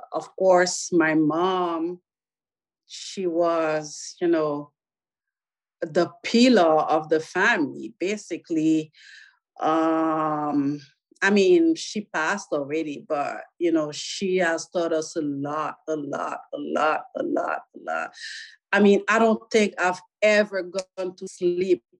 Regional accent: Pétionville, Ouest, Haiti; now in United States; I was born in Port-au-Prince, not Port-au-Prince itself, but in a small suburb of Port-au-Prince, which is called Pétionville

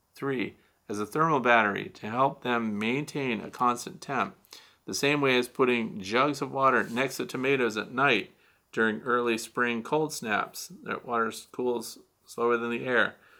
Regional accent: St. Louis, Missouri, United States; moved away; I'm from Missouri originally. So I was born in Missouri. I went to a high school suburb of Saint Louis

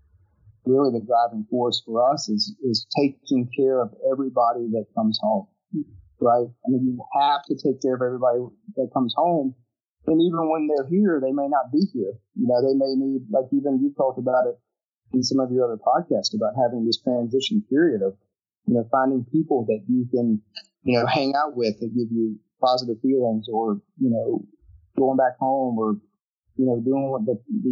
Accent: Hickory, North Carolina, United States; I'm from Hickory, North Carolina

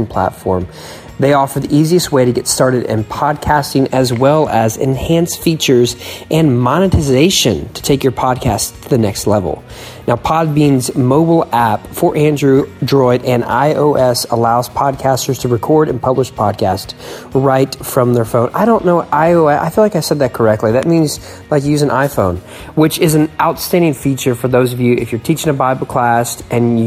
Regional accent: Audubon, Pennsylvania, United States; moved away; also born or lived in Philadelphia; I was born in Philadelphia, grew up in Audubon

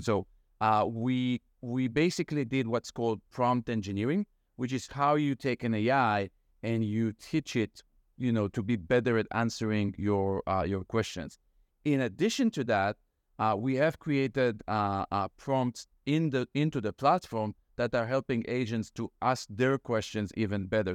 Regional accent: Israel; moved away as an adult; now in Brookline, United States; I am, so we said from Israel. Mm-hmm. Uh, I moved here uh, in 2004 to get my PhD

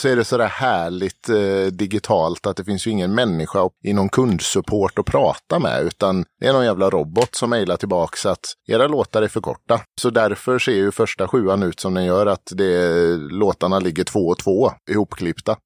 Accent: Falkenberg, Halland County, Sweden; moved away; Jag kommer nerifrån Falkenberg, där jag är uppvuxen

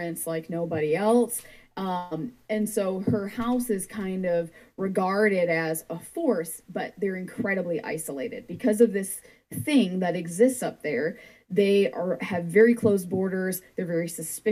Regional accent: Michigan, United States; I'm from Michigan

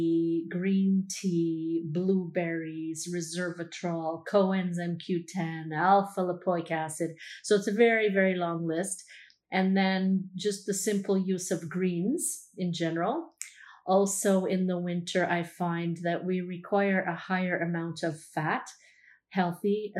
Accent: Canada; I'm Canadian

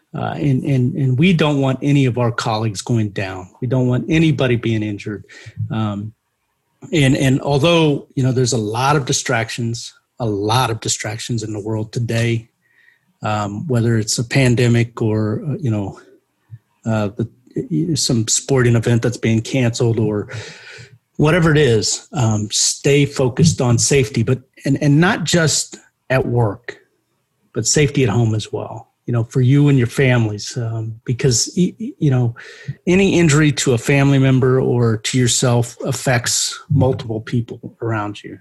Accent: Terre Haute, Indiana, United States; I took the classes at uh, uh Indiana State, which is in my hometown

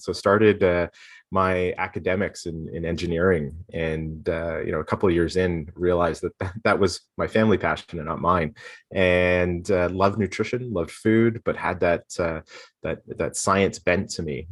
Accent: Toronto, Ontario, Canada; also born or lived in Guelph; I grew up, uh, born and raised, uh, just outside of Toronto, um, in Scarborough

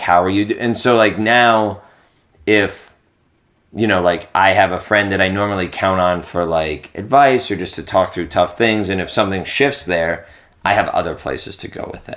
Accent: East Coast, United States; I'm from the East Coast

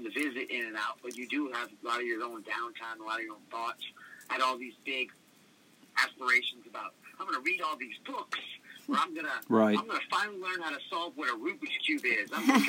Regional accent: New Orleans, Louisiana, United States; also born or lived in Washington State; I lived in kind of split home worlds. So my mother's side of the family lived in New Orleans.

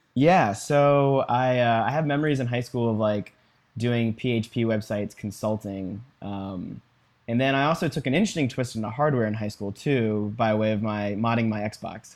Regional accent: Virginia, United States; I was born and raised in Virginia

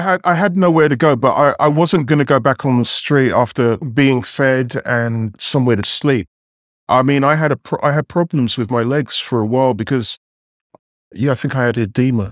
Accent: London, United Kingdom; moved away as an adult; now in New York City, United States; grew up in England, was educated in London

